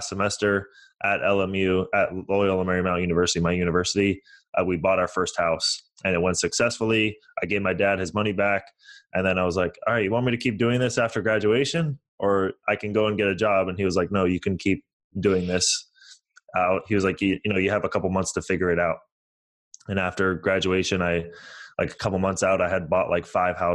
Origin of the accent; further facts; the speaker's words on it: San Francisco Bay Area, California, United States; also born or lived in Toronto, Canada; I was born in Toronto, Canada. I moved to the United States in 2000. I moved to San Francisco.